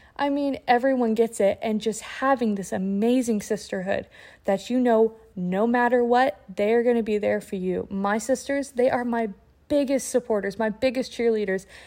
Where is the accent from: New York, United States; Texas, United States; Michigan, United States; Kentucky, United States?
Kentucky, United States; Lexington; I'm actually from Lexington, Kentucky